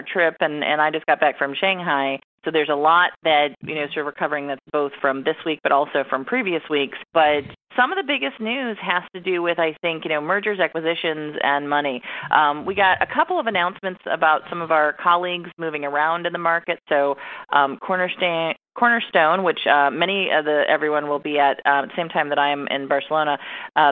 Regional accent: Cleveland, Ohio, United States; moved away; I was, originally in the Cleveland, Ohio market. That's my hometown

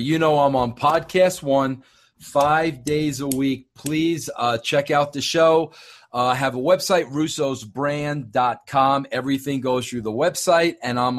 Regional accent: New York, United States; I'm from New York.

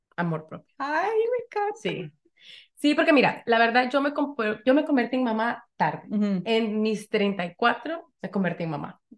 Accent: El Salvador; now in Connecticut, United States; soy salvadoreña, vivo aquí en Connecticut

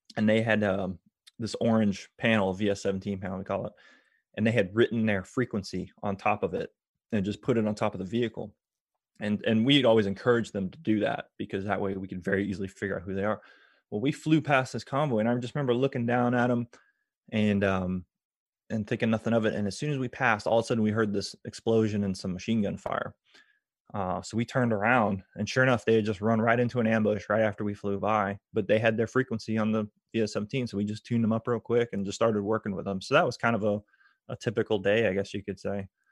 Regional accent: Tampa, Florida, United States; I grew up around McDill Air Force Base

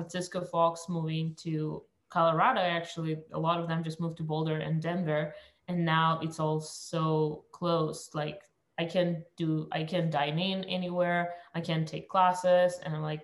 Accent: Russia; moved away; I was born in Russia

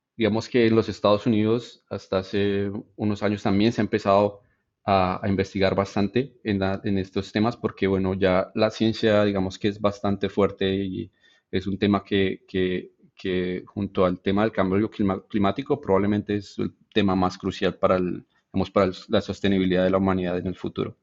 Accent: Bogotá, Colombia; moved away; yo en realidad crecí en la ciudad, en Bogotá

